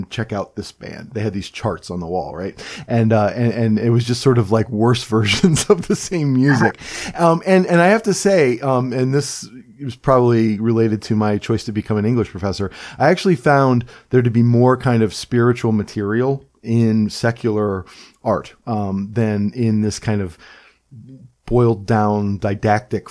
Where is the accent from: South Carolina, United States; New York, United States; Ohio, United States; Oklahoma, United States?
Ohio, United States; Cleveland; moved away; also born or lived in West Virginia (family) / Cresson, Pennsylvania (works); I grew up in Cleveland